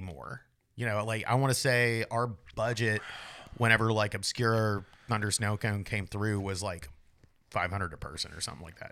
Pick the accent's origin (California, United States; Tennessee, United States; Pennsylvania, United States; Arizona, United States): Tennessee, United States; moved away; I'm from Tennessee